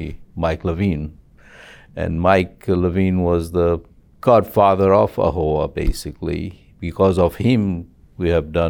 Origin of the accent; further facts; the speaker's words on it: Zambia; now in Los Angeles, United States; And I came to Los Angeles from Zambia, from Africa, in 72, and got into the insurance industries in 76